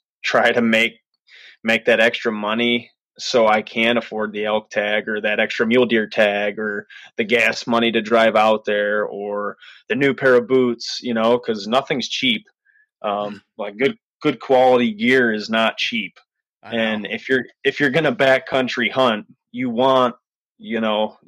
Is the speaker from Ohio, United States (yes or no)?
yes; Cleveland, Ohio, United States; also born or lived in Colorado; Cleveland native. So I was born and raised in Ohio